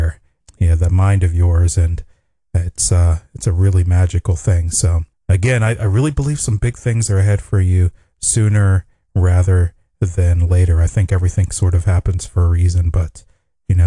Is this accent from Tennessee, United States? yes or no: no; Pittsburgh, Pennsylvania, United States; moved away as an adult; now in Los Angeles, United States; I'm actually from the eastern part of the United States in Pennsylvania, Pittsburgh, Pennsylvania